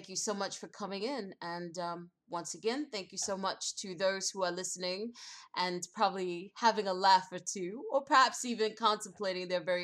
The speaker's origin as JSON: {"language": "English", "town": "New York City", "region": "New York", "country": "United States", "said": "I'm from New York City"}